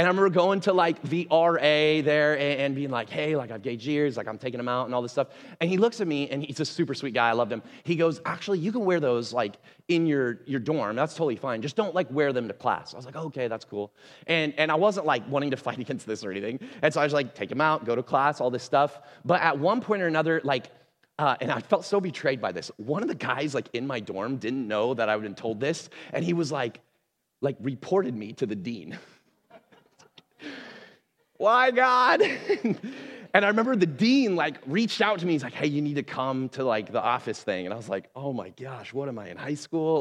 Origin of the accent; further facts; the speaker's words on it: Portland, Oregon, United States; also born or lived in Missouri; I was from Portland, right? Like I grew up here in the Northwest